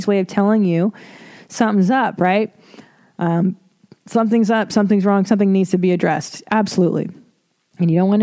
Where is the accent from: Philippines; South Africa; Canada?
Canada; Windsor, Ontario; moved away; I wasn't born in Toronto. I was born in Windsor. Beautiful Windsor, Ontario.